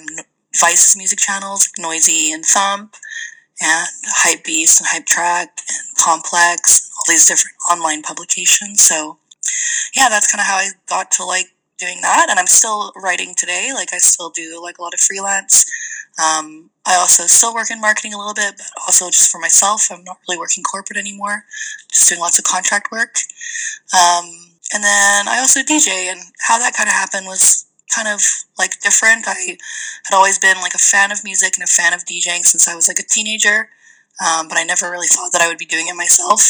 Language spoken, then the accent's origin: English; Calgary, Alberta, Canada; moved away as an adult; also born or lived in England / Hong Kong; now in Toronto, Canada; I was born in England, and I grew up in Hong Kong until I was about 10 years old, and then I moved to Calgary, where I lived for a very long time.